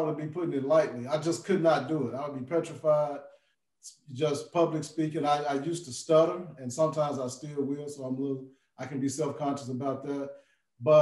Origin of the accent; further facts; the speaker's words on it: Jackson, Tennessee, United States; moved away as an adult; now in Memphis, United States; originally from Jackson, Tennessee, came down to Memphis in 92 with the goal of being here for 4 years and leaving. And I have not left yet.